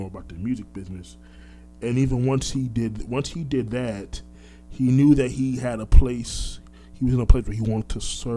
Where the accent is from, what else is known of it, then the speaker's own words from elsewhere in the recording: Orlando, Florida, United States; also born or lived in Brooklyn, New York; I was born in Brooklyn, but raised in Orlando.